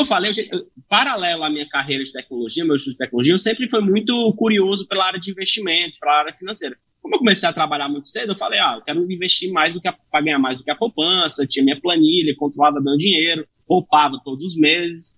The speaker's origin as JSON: {"language": "Portuguese", "town": "Fortaleza", "region": "Ceará", "country": "Brazil", "tie": "born or raised there", "said": "eu sou de Fortaleza, né, sou natural de Fortaleza, Ceará"}